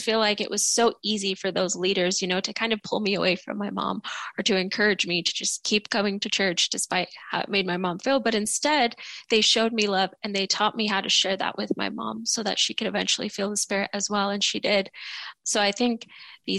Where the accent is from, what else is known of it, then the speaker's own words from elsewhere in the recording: Mexico; my family and I were all Catholic. We're from Mexico